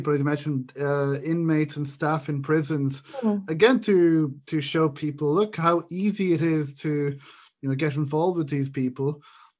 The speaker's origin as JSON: {"language": "English", "country": "Ireland", "said": "I'm Irish"}